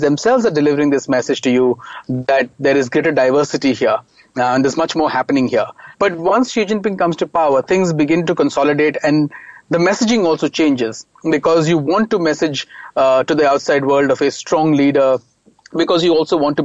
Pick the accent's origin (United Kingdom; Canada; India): India; also born or lived in China; as an Indian going there and having studied in the West